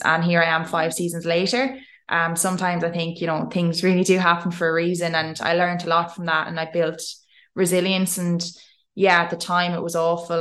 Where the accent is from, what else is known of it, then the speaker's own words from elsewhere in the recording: Tipperary, Munster, Ireland; moved away as an adult; I'm this Irish girl